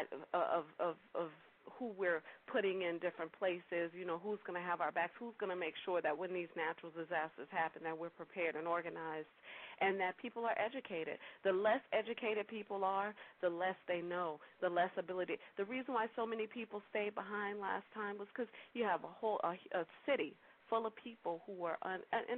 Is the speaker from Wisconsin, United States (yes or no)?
no; New Orleans, Louisiana, United States; accent: New Orleans twang; moved away; I was born and raised in New Orleans